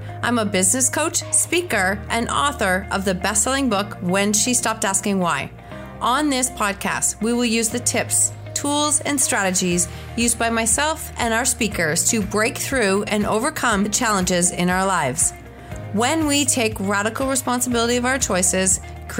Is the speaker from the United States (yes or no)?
no; Canada; us Canadians who are here in the winter